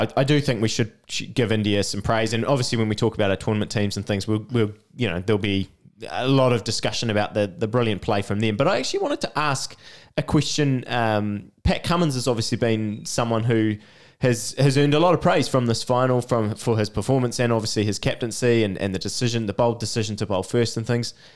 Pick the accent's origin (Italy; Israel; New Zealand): New Zealand; as a Kiwi